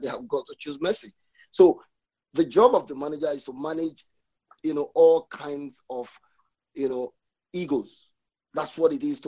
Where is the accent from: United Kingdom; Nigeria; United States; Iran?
Nigeria; I'm a Christian, I'm Nigerian